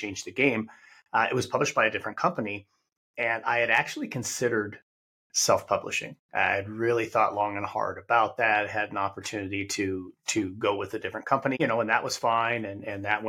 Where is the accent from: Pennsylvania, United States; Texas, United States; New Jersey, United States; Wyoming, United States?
Wyoming, United States; moved away as an adult; After 11 years as a classroom teacher, I returned to my home state of Wyoming.